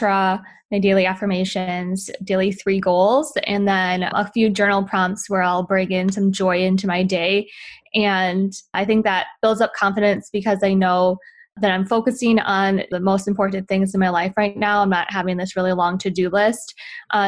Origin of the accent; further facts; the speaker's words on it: Wisconsin, United States; moved away as an adult; also born or lived in Utah; now in Los Angeles, United States; I grew up in Wisconsin.